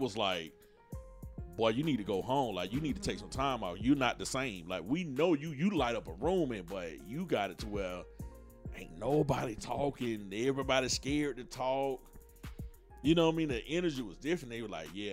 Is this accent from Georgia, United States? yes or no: yes; Atlanta, Georgia, United States; I'm from Atlanta, and you know down here in the South, we always had a family vibe.